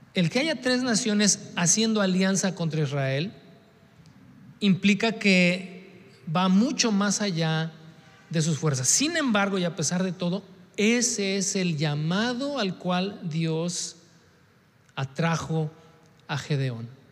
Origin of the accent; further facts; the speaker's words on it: Mexico; nuestra idiosincrasia como mexicanos